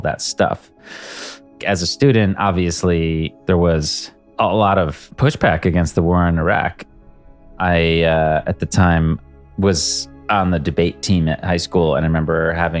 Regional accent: United States; also born or lived in Boston; I grew up in a series of towns outside of New York City

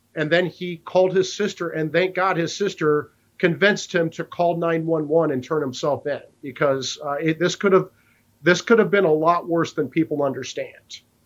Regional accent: Iowa, United States; Chairman Chuck Grassley from Iowa, my home state senator

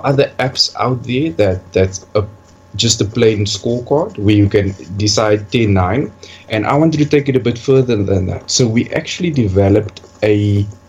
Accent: Cape Town, Western Cape, South Africa; I'm from Cape Town, South Africa

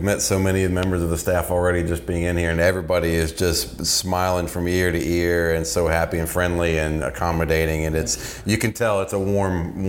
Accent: Virginia, United States; I grew up in Virginia as a Braves fan, a TBS kid

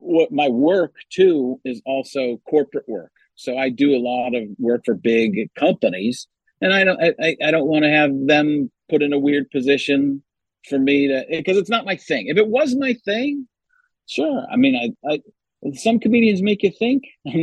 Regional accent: Chicago, Illinois, United States; I'm just going to use Italian people and you know, I'm Italian from Chicago, so I can only tell you about a third of what I know.

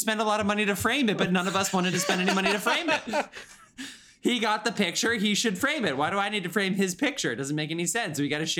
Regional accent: United States; I'm American

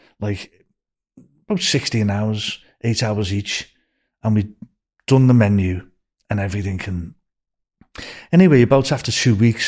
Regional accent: Liverpool, North West England, United Kingdom; accent: Scouse; moved away as an adult

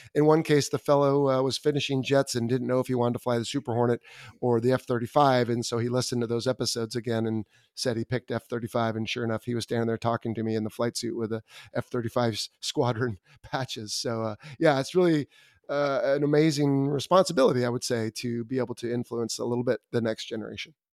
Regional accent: Southern California, United States; I grew up in Southern California

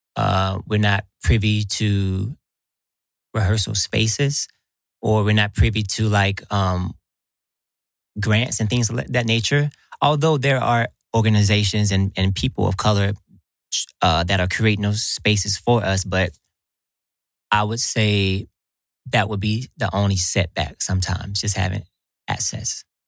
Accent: Atlanta, Georgia, United States; I'm here in my hometown

